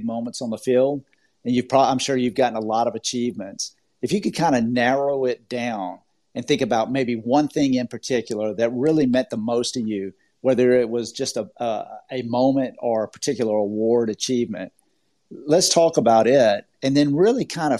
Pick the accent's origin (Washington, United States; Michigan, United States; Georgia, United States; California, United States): Georgia, United States; accent: Southern; now in Orlando, United States; I am originally from Georgia. I have a little bit of a Southern accent